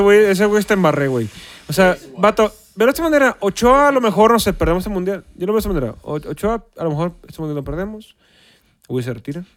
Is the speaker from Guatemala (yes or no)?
no; Mexico